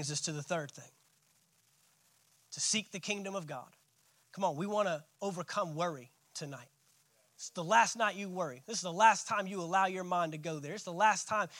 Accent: United States

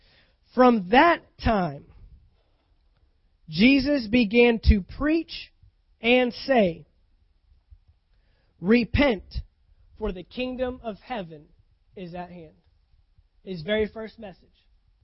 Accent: Texas, United States; Now, I came from Texas. We get bad stuff there. Man, I've seen some tornadoes. I've seen them. I saw one that went right through the middle of downtown Fort Worth

